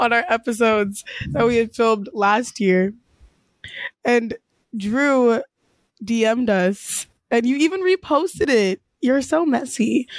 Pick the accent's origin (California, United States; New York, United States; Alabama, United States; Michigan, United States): California, United States; Los Angeles; I'm from Chatsworth.